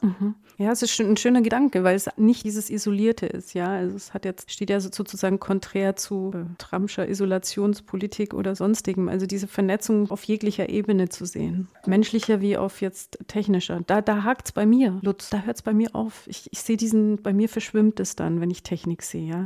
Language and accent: German; Allgäu, Bavaria, Germany; Ich komme ja aus dem Allgäu, da ist man nicht so